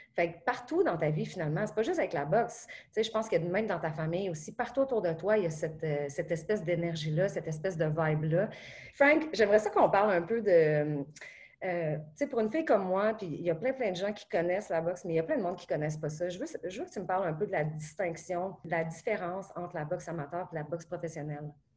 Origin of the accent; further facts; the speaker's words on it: Beauce, Quebec, Canada; je suis une photographe, que je viens de la Beauce